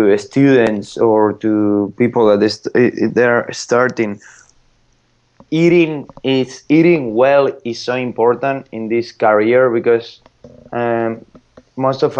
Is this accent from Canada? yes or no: no; Madrid, Community of Madrid, Spain; English is a second language; moved away; I'm from Madrid